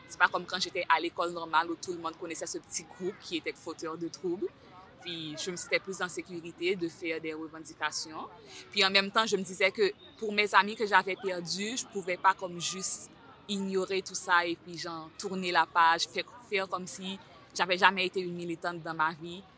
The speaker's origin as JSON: {"language": "French", "country": "Haiti", "also_born_or_lived": "Terrebonne, Canada", "moved": "as an adult", "lives_now": "Montreal, Canada", "said": "Je viens d'Haïti, ça fait environ trois ans et demi que j'habite ici."}